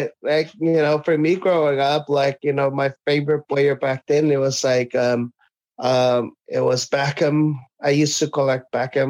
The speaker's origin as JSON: {"language": "English", "country": "American Samoa", "tie": "born there", "said": "I still live in our village, but I was born in American Samoa. I can't betray my country."}